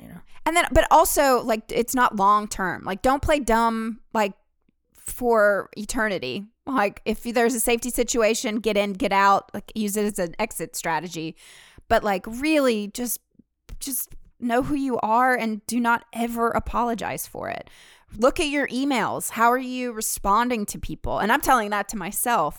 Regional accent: the South, Southern United States, United States; accent: southern; now in New York City, United States; my southern accent

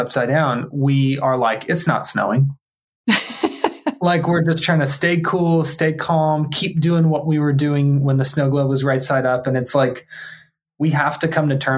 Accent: Tampa, Florida, United States; I grew up here in Tampa, Florida

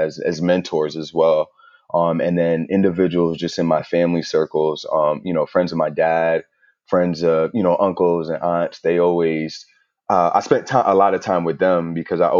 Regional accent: New York, United States; my family's from Jamaica, and then my parents moved to New York, and then that's where they had me

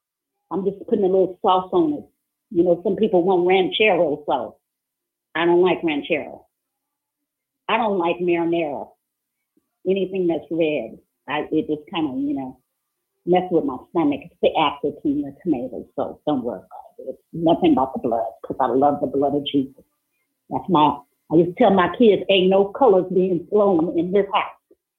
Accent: New Orleans, Louisiana, United States; New Orleans, you know, I'm from New Orleans, and so you know, my family, they kind of wild out there.

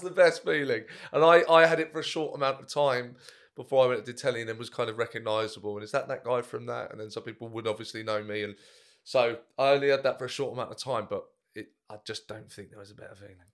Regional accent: Brighton, South East England, United Kingdom; my hometown, Bryce, uh, Theatre Royal

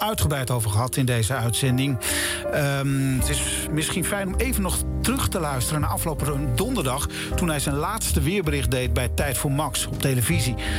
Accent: Drenthe, Netherlands; moved away; We gingen allebei terug naar onze geboortegrond. Ik naar Drenthe

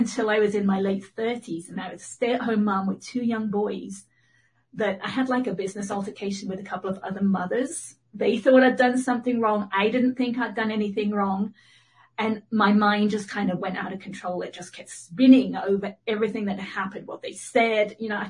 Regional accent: England, United Kingdom; accent: mid-Atlantic; now in United States; I'm in Northern California. I'm actually from England, so I have a kind of mid-Atlantic accent.

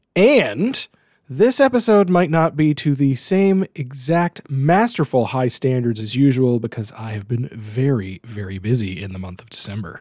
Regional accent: Canada; as a Canadian

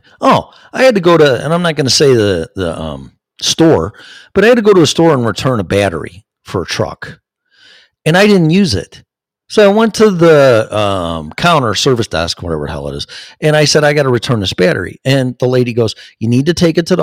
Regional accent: Chicago, Illinois, United States; I'm from Chicago.

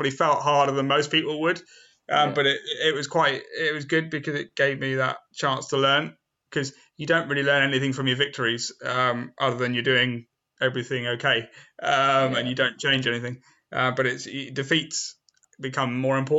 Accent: Southampton, South East England, United Kingdom; also born or lived in Eastleigh; I was at a special school in Southampton because I was born in Southampton, and I went to a special school there

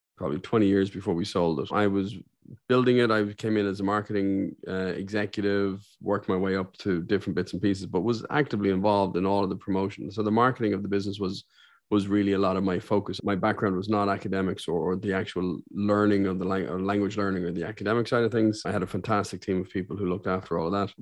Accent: Ireland; also born or lived in Saudi Arabia; I'm one of the few Irishmen you'll meet

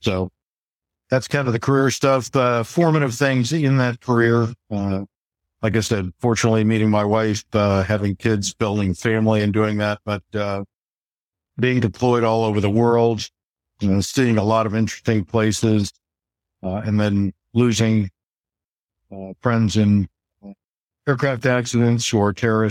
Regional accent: Phoenix, Arizona, United States; moved away as an adult; also born or lived in Indiana / San Francisco / Chapel Hill; now in Washington, D.C., United States; growing up in Phoenix back in the 1970s.

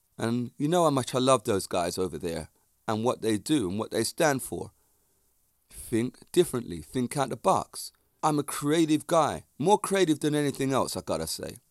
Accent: England, United Kingdom; accent: Jamaican; I grew up in England and with Jamaican parents in the Jamaican community.

